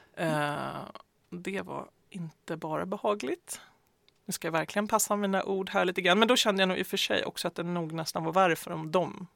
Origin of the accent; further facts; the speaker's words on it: Västmanland, Sweden; jag kommer ju själv från Västmanland